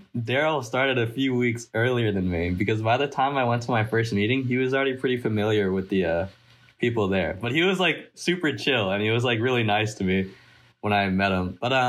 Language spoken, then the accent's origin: English; San Jose, California, United States; I'm the treasurer of the club, and I'm a senior, and I'm from San Jose.